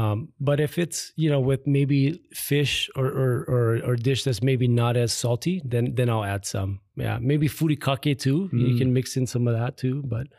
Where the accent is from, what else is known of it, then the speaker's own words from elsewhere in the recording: Hawaii Kai, Hawaii, United States; So I was raised in Hawaii Kai, lived there with my dad and my stepbrothers and sister.